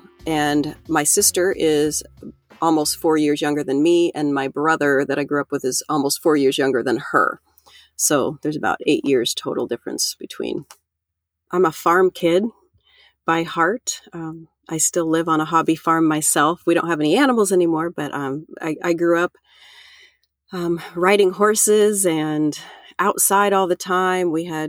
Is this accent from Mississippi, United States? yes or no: no; Iowa, United States; I'm from Central Iowa and grew up here most of all of my life.